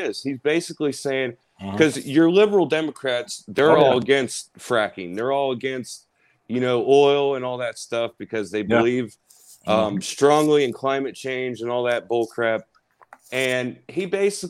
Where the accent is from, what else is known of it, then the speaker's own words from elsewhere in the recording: Cincinnati, Ohio, United States; I'm from Cincinnati, Ohio